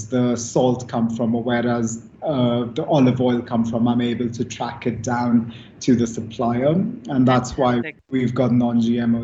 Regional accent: India; moved away; when I was a kid growing up in India.

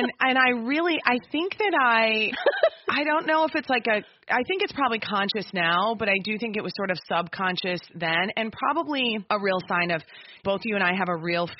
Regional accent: Minnesota, United States; I'm speaking as a homegrown Minnesotan.

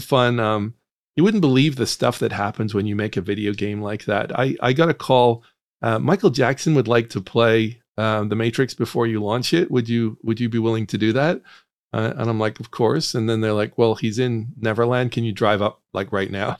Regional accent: Northern Ireland, United Kingdom; moved away; I grew up in Northern Ireland

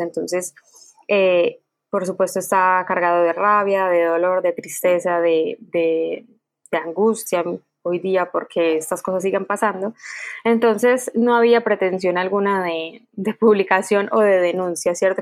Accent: Quibdó, Chocó, Colombia; crecí viéndolos eh, en Quibdó

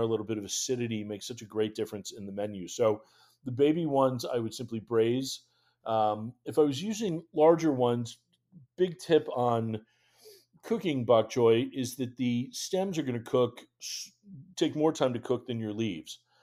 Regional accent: Western Massachusetts, United States; moved away as an adult; now in Washington, D.C., United States; I grew up in Western Massachusetts uh, and moved down here back in 2003

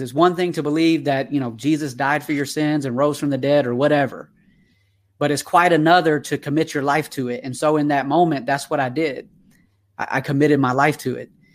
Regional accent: Atlanta, Georgia, United States; accent: twang; now in California, United States; I am originally from Atlanta, Georgia when I was born

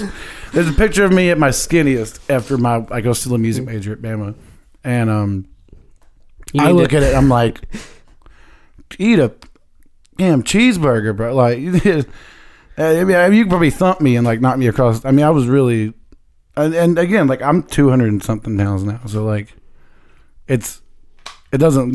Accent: Northeast Alabama, United States; moved away as an adult; also born or lived in Tuscaloosa, Alabama; now in Nashville, United States; I'm from Alabama. I'm from Northeast Alabama.

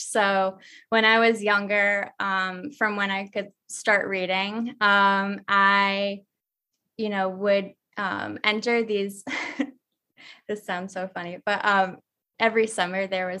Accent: Dartmouth, Massachusetts, United States; moved away as an adult; also born or lived in Fall River, Massachusetts; now in Greenville, United States; I am from Dartmouth, Massachusetts. Oh, or wow. Originally, I am from Fall River. So I was born in Fall River and lived there till I was about six

